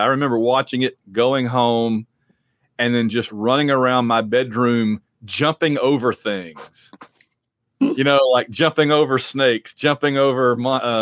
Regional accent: Sylacauga, Alabama, United States; I'm from Sylacauga, just below Birmingham

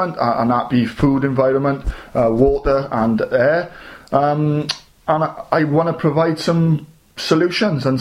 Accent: South Wales, United Kingdom; I'm from South Wales

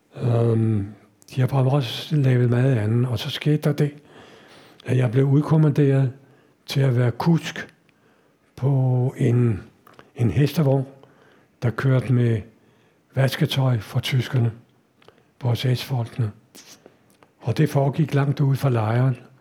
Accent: Denmark; jeg kommer fra Danmark

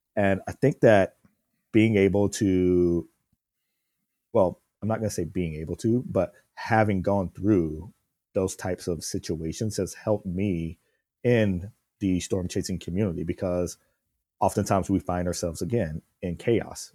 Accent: South Carolina, United States; moved away; growing up in South Carolina

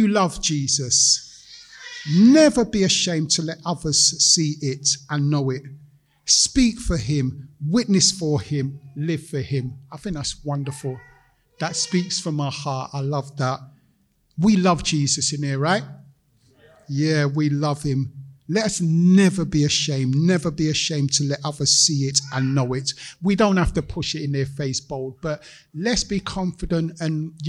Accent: London, United Kingdom; I'm a Londoner, grown up here

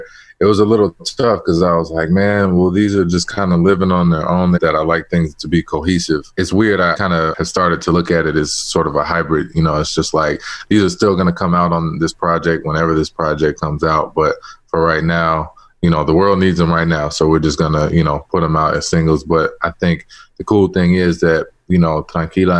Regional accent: Chicago, Illinois, United States; I'm from Chicago. I'm from a cold place.

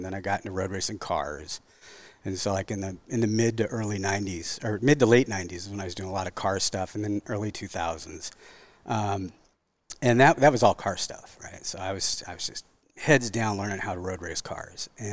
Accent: Santa Cruz, California, United States; moved away as an adult; now in Washington, United States; I grew up in, like, the Santa Cruz, Scotts Valley area

